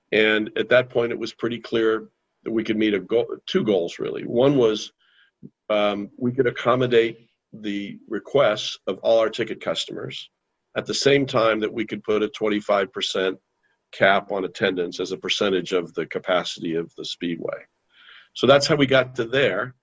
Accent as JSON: {"language": "English", "town": "Indianapolis", "region": "Indiana", "country": "United States", "tie": "born or raised there", "said": "Growing up in Indianapolis as a kid"}